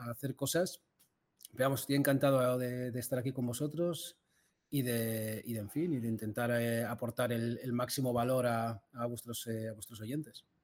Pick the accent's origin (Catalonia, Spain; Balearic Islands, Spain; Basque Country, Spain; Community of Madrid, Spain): Basque Country, Spain; Bilbao; De Bilbao.